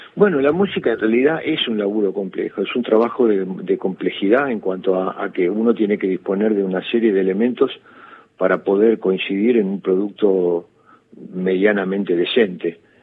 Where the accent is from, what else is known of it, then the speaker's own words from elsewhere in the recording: Quilmes, Buenos Aires Province, Argentina; yo soy de Quilmes, yo soy nacido en Quilmes, criado en Quilmes